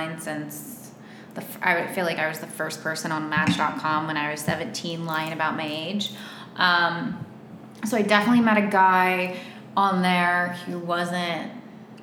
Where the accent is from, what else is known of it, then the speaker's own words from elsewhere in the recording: West Virginia, United States; moved away as an adult; now in Miami, United States; I'm from West Virginia. Back then, I could pull out my sweet accent and I'd be like, oh, my whole pitch was like, I'm this sweet girl from West Virginia, grew up on a farm.